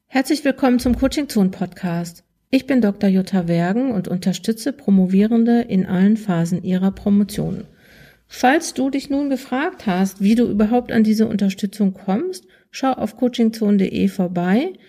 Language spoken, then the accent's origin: German; Ruhr area, North Rhine-Westphalia, Germany; also born or lived in Münsterland; ich komme aus dem Ruhrgebiet